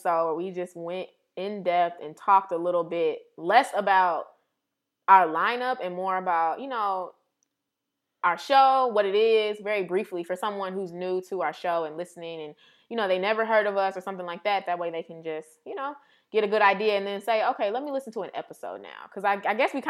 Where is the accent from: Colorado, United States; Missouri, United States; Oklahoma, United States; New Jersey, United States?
Missouri, United States; St. Louis; now in Cleveland, United States; we're both from St. Louis, Missouri